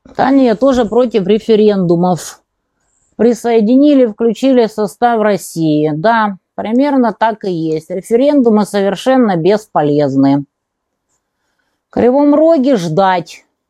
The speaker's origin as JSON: {"language": "Russian", "town": "Kerch", "region": "Crimea", "country": "Ukraine", "tie": "born or raised there", "moved": "yes", "lives_now": "Donetsk", "said": "греки основали там колонию Пантикопеи, например, мой родной город"}